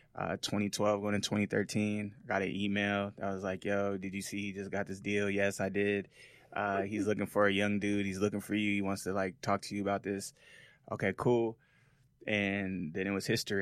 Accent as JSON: {"language": "English", "town": "Las Vegas", "region": "Nevada", "country": "United States", "tie": "born or raised there", "also_born_or_lived": "Seattle, Washington / Los Angeles", "moved": "as an adult", "said": "I was born in Seattle, Washington, uh, raised in Las Vegas, Nevada."}